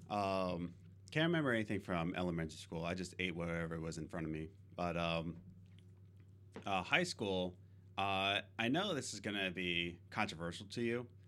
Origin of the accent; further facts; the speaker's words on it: Philadelphia, Pennsylvania, United States; now in New York, United States; I'm from Pennsylvania. Uh, well, originally from Philadelphia. We moved to Loyola, Pennsylvania. Now we're in New York